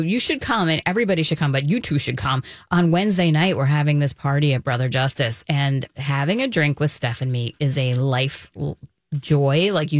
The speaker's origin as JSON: {"language": "English", "town": "Manhattan", "region": "New York", "country": "United States", "lives_now": "Minnesota, United States", "said": "I came from Manhattan to Minnesota."}